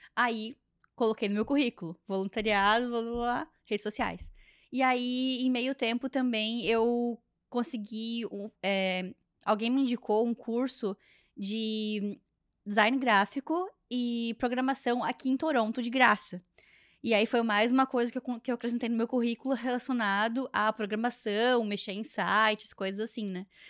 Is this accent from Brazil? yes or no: yes; Joinville, Jaraguá do Sul, Santa Catarina, Brazil; moved away as an adult; now in Canada; lá na minha região é assim, lá no sul do Brasil, lá em Joinville, Jaraguá do Sul